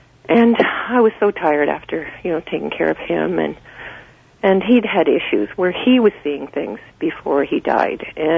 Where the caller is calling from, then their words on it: Creemore, Ontario, Canada; The Creemore area.